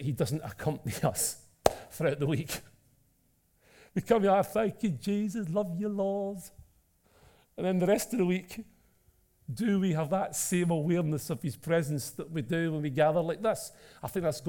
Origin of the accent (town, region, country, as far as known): Scotland, United Kingdom; accent: Scottish (Taggart-style)